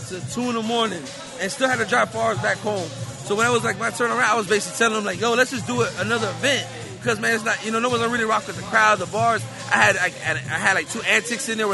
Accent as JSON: {"language": "English", "town": "Miami", "region": "Florida", "country": "United States", "said": "I'm from Miami"}